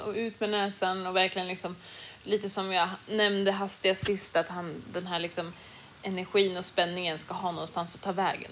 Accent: Sweden; hemma i Sverige

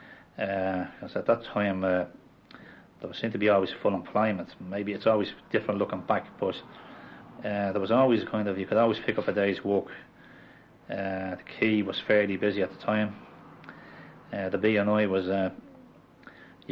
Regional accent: Dublin, Leinster, Ireland; I was born in Sheriff Street, a little less avenue off Sheriff Street, called Saint Lagans Street, actually.

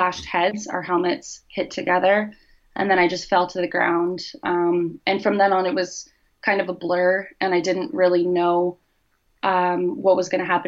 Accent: Ottawa, Ontario, Canada; moved away as an adult; now in Kingston, Canada; I'm from Ottawa, and I came to Queen's to pursue my passion in physiotherapy

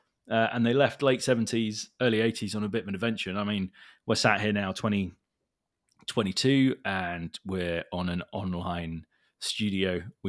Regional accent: Hong Kong; And I was born in Hong Kong. So that's where I grew up. So lived in like an expat lifestyle.

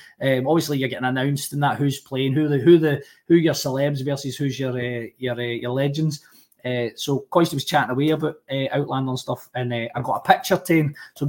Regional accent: Rutherglen, Scotland, United Kingdom; I grew up in Rutherglen, a bit like yourself, Colin.

